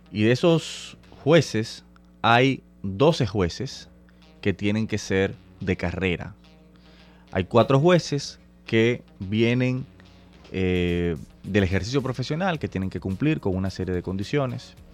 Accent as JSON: {"language": "Spanish", "town": "Santo Domingo", "region": "Distrito Nacional", "country": "Dominican Republic", "tie": "born or raised there", "said": "Soy abogado, activista social, nací y me crié en Santo Domingo."}